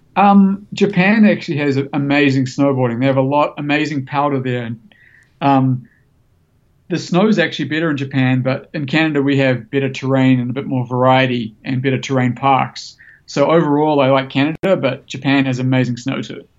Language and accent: English; New Zealand; I grew up snowboarding in New Zealand